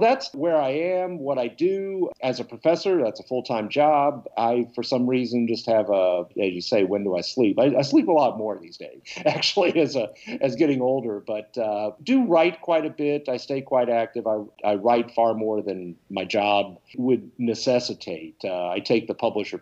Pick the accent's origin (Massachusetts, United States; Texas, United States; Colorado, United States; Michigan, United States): Texas, United States; Irving; I actually grew up in the Dallas area. I grew up in Irving, Texas